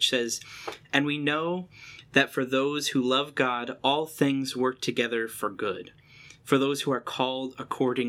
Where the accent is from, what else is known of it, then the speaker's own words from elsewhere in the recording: United States; growing up in America